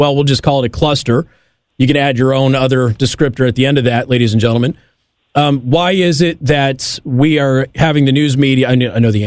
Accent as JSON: {"language": "English", "region": "Nevada", "country": "United States", "tie": "born or raised there", "said": "my home state of Nevada"}